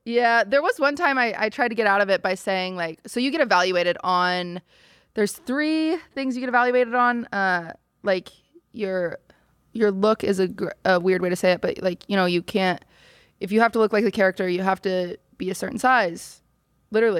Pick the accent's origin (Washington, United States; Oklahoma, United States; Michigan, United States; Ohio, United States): Washington, United States; moved away as an adult; now in Los Angeles, United States; I was raised in Washington